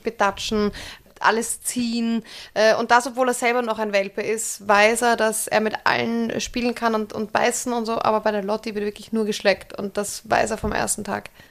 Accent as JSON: {"language": "German", "country": "Austria", "moved": "as an adult", "lives_now": "Germany", "said": "Als Österreicherin"}